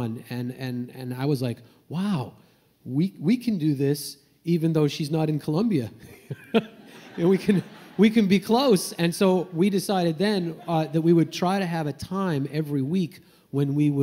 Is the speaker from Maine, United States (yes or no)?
yes; Maine, United States; I grew up in Maine